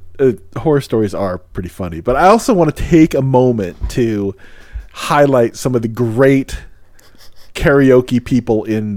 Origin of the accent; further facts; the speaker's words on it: United States; I was obviously from America